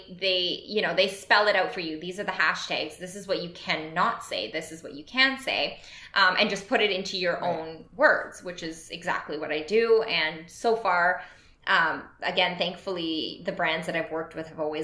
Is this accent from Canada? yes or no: yes; Canada; I'm Canadian